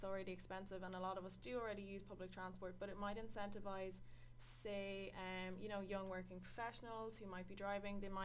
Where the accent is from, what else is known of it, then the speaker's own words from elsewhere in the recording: Sligo, Connacht, Ireland; I'm from Sligo